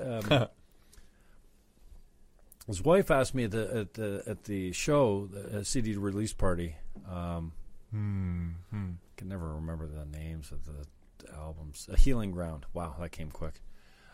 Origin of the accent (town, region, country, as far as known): St. Catharines, Ontario, Canada; born or raised there